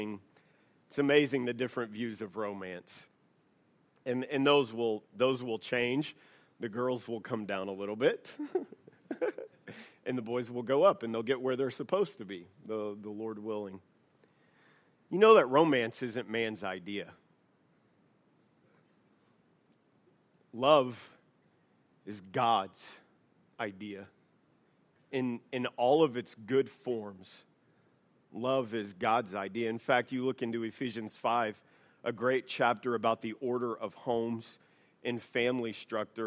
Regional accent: the South, United States; now in Idaho, United States; I'm from the South

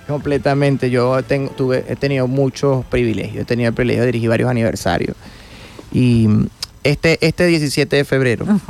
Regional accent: Guanare, Portuguesa, Venezuela; que somos guanareños son mi mamá, mi hermano y yo.

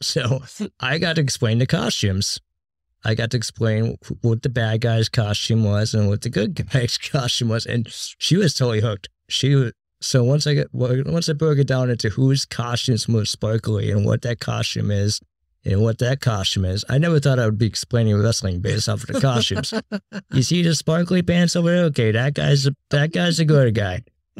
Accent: East Coast, United States; I grew up on the East Coast, obviously, and stayed up every night to watch Howard Stern.

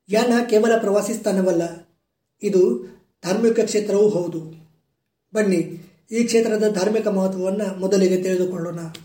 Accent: Bagalkot district, Karnataka, India; ನಮ್ಮ ಜಿಲ್ಲೆ ಬಾಗಲಕೋಟೆಯಿಂದ

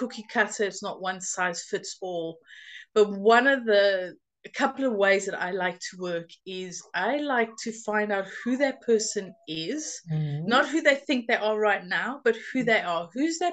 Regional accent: South Africa; now in United Kingdom; I grew up in South Africa, but I've been living in the UK for 22 and a half years now

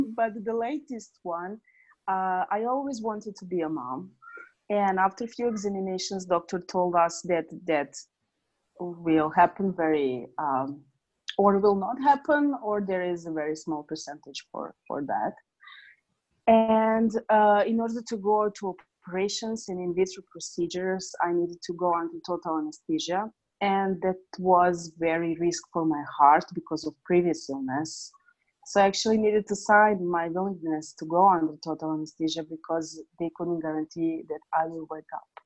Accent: Serbia; also born or lived in Northridge, California; I was born in Serbia. Currently, I'm in Novi Sad, Serbia

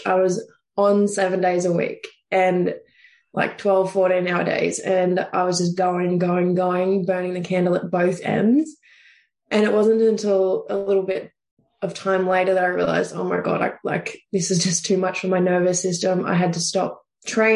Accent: Deniliquin, New South Wales, Australia; moved away as an adult; originally I'm actually from country New South Wales. So it's right on the border of New South Wales and Victoria. I'm a little town called Deneligrin. So there's only about 8,000 people there. So you just about know everyone growing up

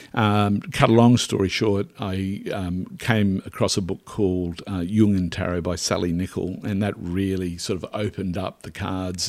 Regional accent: Derby, rural Queensland, Australia; I was born in Derby, uh, which is rural Queensland

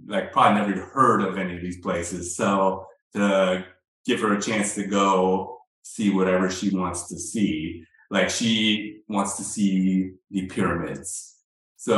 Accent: California, United States; I'm from California

